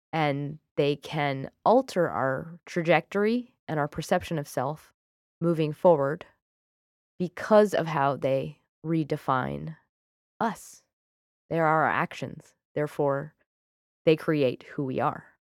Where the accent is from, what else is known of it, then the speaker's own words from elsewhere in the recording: United Kingdom; I'm British.